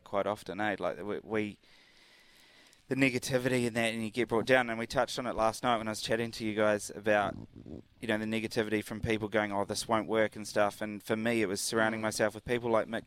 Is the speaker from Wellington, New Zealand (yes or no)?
no; Cambridge, Waikato, New Zealand; also born or lived in United Kingdom; I'm from Cambridge